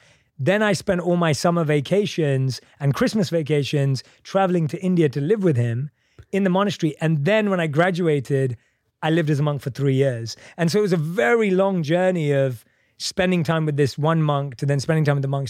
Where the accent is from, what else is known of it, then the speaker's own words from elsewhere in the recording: London, United Kingdom; I'm from London.